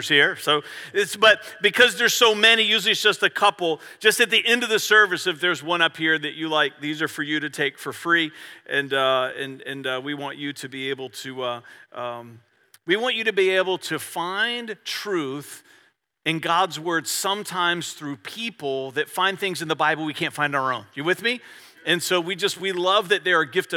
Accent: Virginia, United States; I'm from Virginia

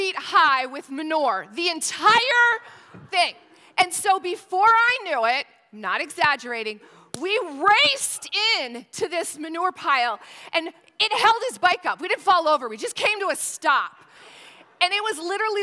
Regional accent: St. Lawrence County, northern New York State, United States; now in Newport News, United States; I was born and raised in northern New York State

